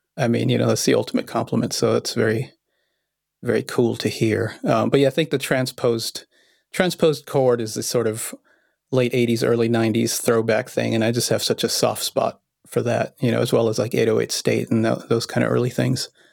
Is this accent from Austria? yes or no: yes; Vienna, Austria; I was born in Vienna, Austria